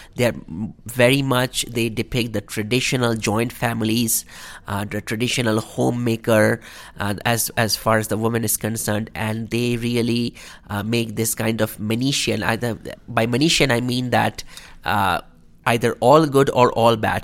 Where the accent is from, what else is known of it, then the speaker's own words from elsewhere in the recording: India; moved away as an adult; now in Calgary, Canada; as a Indian person, as a person of Indian heritage or South Asian background